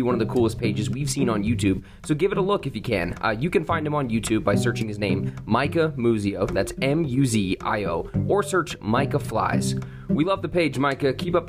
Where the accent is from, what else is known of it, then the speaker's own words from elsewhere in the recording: Los Angeles, California, United States; my hometown of Los Angeles.